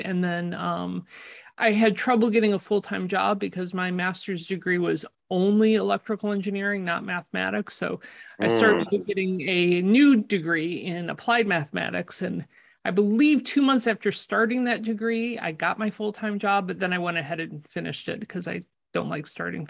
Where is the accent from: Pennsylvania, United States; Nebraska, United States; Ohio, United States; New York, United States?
New York, United States; Watertown; also born or lived in Utica / California / San Diego; I was born in Utica, moved to California for a year or two, then moved to Watertown, New York, which is basically Canada.